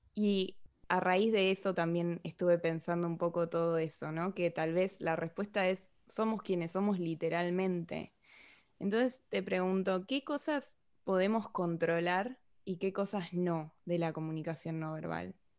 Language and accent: Spanish; Argentina; accent: Argentine; now in Spain